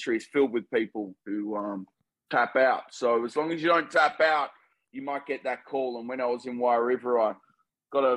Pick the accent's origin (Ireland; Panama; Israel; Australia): Australia; Melbourne, Victoria